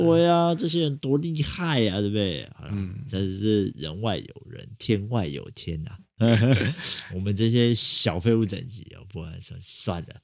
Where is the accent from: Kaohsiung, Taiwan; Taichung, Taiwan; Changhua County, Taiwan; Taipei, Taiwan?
Taipei, Taiwan; 就是土生土长的台北人